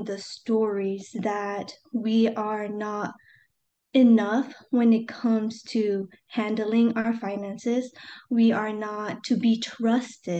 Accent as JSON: {"language": "English", "country": "United States", "said": "I am a first-generation Asian American"}